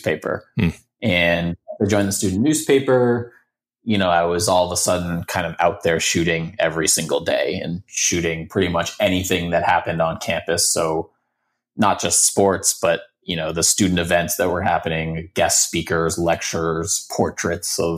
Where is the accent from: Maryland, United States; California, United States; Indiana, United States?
Maryland, United States; Baltimore; now in Boston, United States; So I grew up in Baltimore, outside of Baltimore.